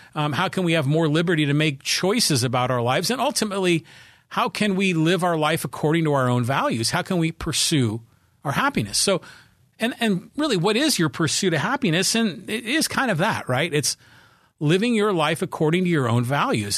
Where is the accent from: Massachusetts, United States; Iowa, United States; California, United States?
California, United States; Poway; here in my hometown of Poway, California. We're a suburb of San Diego.